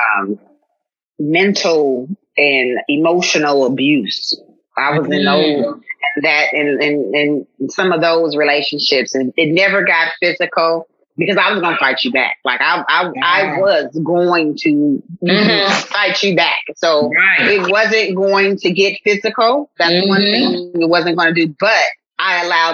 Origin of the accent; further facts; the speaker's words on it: Oakland, California, United States; moved away as an adult; now in Houston, United States; I'm originally from the Bay Area. I'm from Oakland, California. I have relocated to Houston